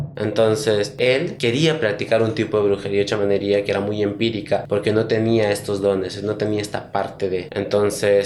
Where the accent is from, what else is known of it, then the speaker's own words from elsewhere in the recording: Chachapoyas, Amazonas, Peru; la parte de donde yo soy, que es Chachapoyas, de Mebamba.